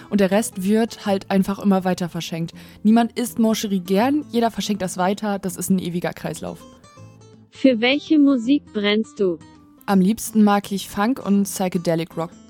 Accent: Varel, Lower Saxony, Germany; now in Oldenburg, Germany; Ich wohne in Oldenburg und ich komme eigentlich aus Farel.

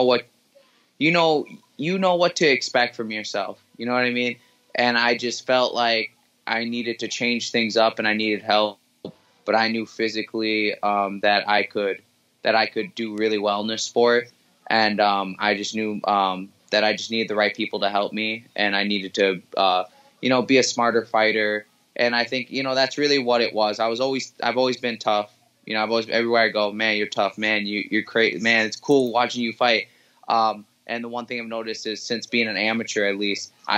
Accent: Milwaukee, Wisconsin, United States; I was born and raised in Milwaukee, Wisconsin

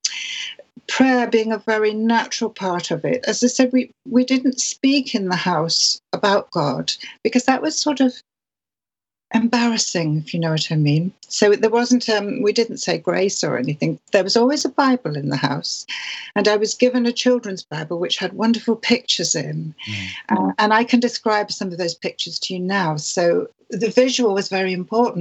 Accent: York, Yorkshire and the Humber, United Kingdom; I was born in the city of York

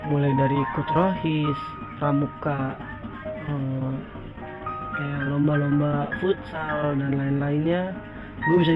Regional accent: Jakarta, Indonesia; born there; Gue lahir di Jakarta dan sampai sekarang gue stay di wilayah baratnya Jakarta, tepatnya di wilayah Selipi.

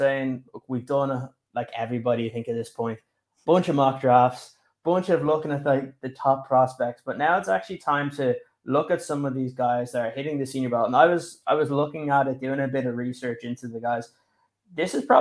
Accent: Ireland; You have an Irish lad right here.

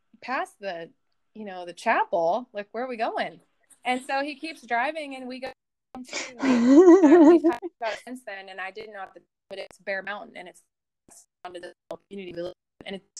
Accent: Clarksville, Tennessee, United States; also born or lived in New York; I grew up in Clarksville, which is not as small as your hometown

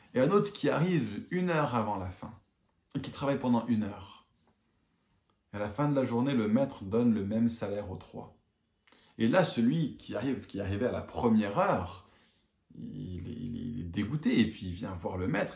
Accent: England, United Kingdom; moved away; je suis toujours anglais

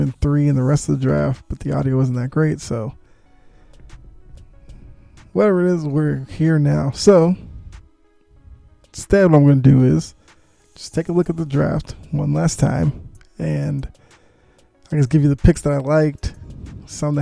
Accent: Boston, Massachusetts, United States; moved away; I'm from Boston

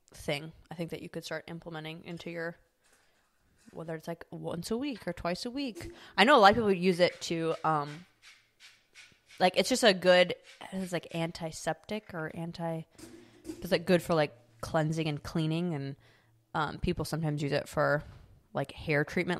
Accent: Midwest, United States; growing up in the Midwest

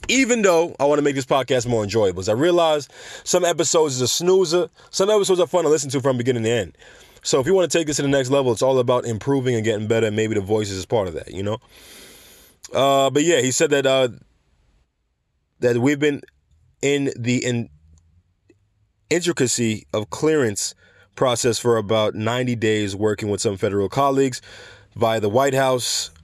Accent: Jamaica; going to my home country of Jamaica

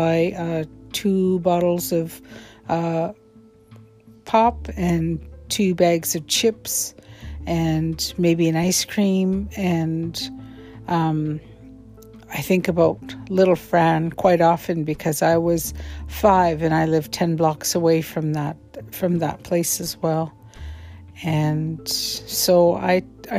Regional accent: Vancouver, British Columbia, Canada; had grown up all over Vancouver, on the east side, the south side of Vancouver.

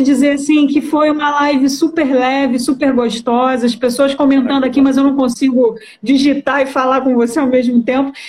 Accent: Baixada Fluminense, Rio de Janeiro, Brazil; eu vim da Baixada Fluminense

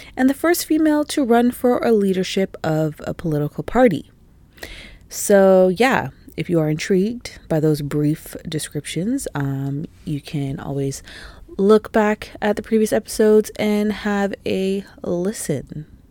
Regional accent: Canada; also born or lived in Toronto; being Canadian, being in Canada, you know, being based in Toronto and the G T

